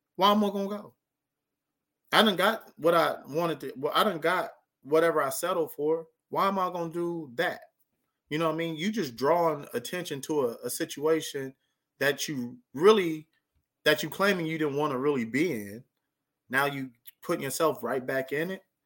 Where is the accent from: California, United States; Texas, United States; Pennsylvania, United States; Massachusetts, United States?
California, United States; near Lancaster/Palmdale; right by my hometown